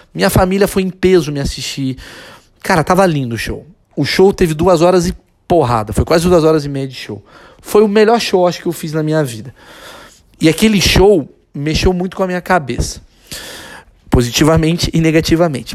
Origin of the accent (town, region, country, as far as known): Brazil